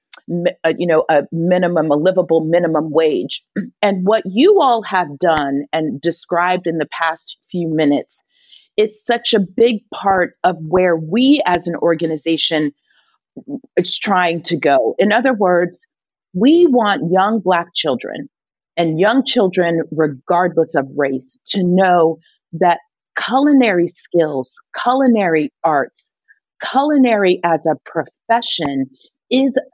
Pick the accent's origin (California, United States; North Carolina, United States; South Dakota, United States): North Carolina, United States; Charlotte; I grew up in Charlotte